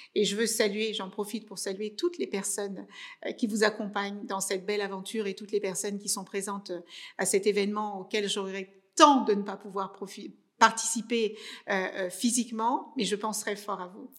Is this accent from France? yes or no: no; Cape Verde; moved away; moi je suis née au Cap Vert dans les années 72